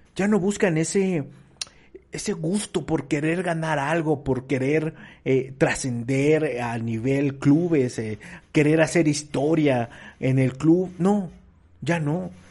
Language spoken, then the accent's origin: Spanish; Mexico; como mexicanos